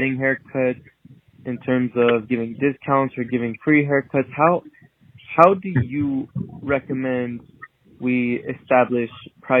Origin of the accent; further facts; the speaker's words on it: Moreno Valley, California, United States; And I'm from Moreno Valley, California.